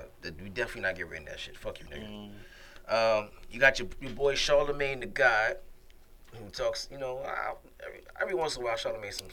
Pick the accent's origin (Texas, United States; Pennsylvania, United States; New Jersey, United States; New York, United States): New York, United States; I'm from New York.